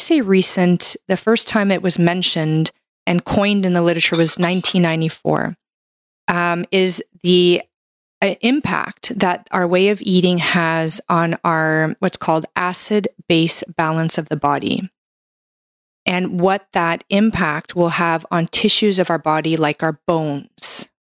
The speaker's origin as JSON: {"language": "English", "country": "Canada", "said": "I'm a Canadian medical doctor"}